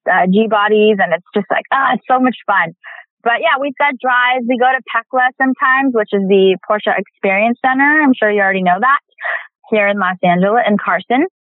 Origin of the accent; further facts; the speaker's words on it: India; I'm Indian. So I'm in, as an Indian actor, there's, there's a few of us.